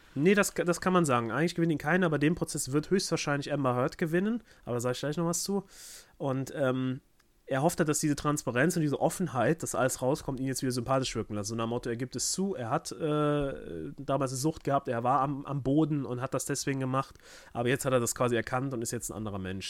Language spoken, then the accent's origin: German; Germany; mir als Deutscher